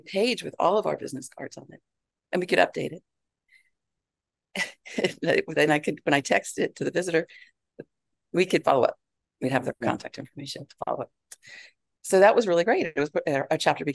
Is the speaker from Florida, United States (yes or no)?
yes; Broward County, Florida, United States; now in Georgia, United States; I was raised in Broward County